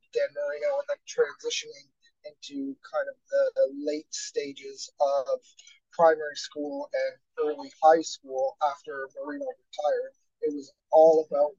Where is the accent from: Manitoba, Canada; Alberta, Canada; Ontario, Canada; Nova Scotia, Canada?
Ontario, Canada; London; I'm actually from London in Canada, which is actually about an hour and 45 minutes away from the U.S. border, which means we ended up getting a lot of U.S. TV channels